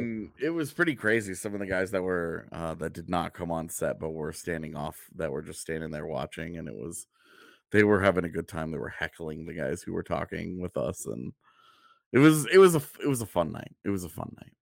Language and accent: English; outside of Houston, Texas, United States; moved away; growing up outside of Houston and going to Astros games